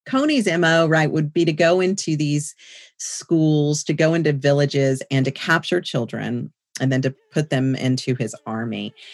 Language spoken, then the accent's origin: English; San Antonio, Texas, United States; also born or lived in Boerne, Texas; born and raised in San Antonio, Texas